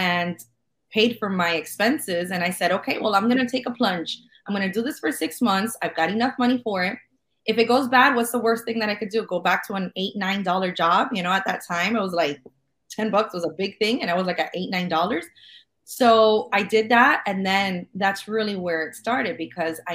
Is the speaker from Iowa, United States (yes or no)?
no; Miami, Florida, United States; I was born and raised in Miami